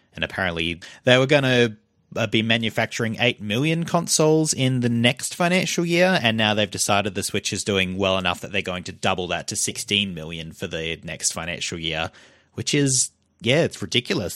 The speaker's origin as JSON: {"language": "English", "country": "Australia", "accent": "Australian", "said": "we're from Australia, if you couldn't tell from our weird, horrible voices"}